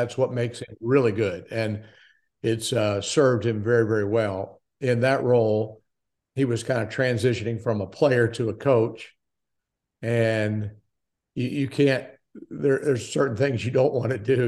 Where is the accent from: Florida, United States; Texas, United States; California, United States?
Florida, United States; Daytona Beach; moved away as an adult; also born or lived in Milwaukee; born in Daytona Beach, Florida, was a Floridian for twenty-seven years